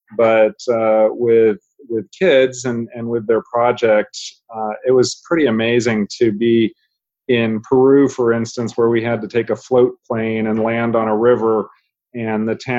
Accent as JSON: {"language": "English", "country": "Japan", "tie": "born there", "said": "So she was born and raised in Japan, first generation immigrant. I was born in Japan myself"}